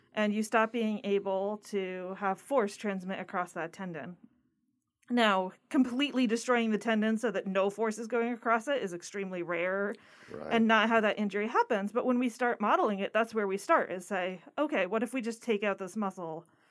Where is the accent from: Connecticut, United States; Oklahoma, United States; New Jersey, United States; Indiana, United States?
Connecticut, United States; moved away as an adult; also born or lived in Massachusetts; now in Florida, United States; I grew up in Connecticut and I was not ready to go really far away from home